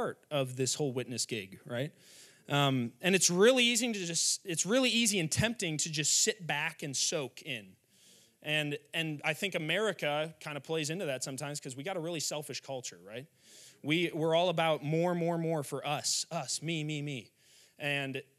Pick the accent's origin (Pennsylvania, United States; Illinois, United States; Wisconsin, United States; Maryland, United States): Illinois, United States; Wheaton; went to a high school in my hometown called Wheaton Academy